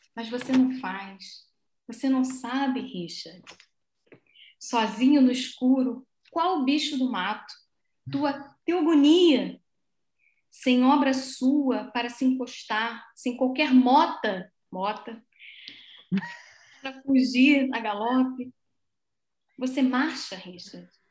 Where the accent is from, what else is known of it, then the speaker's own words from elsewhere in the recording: Brazil; moved away as an adult; now in Braga, Portugal; como boa brasileira